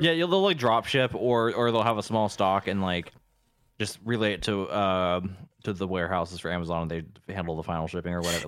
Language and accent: English; Encinitas, California, United States; moved away; Encinitas is, like, basically my hometown